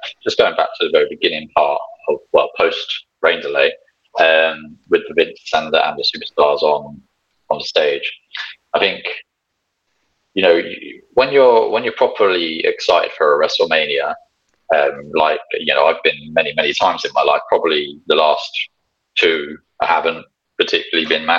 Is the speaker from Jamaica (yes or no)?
no; United Kingdom; I'm British.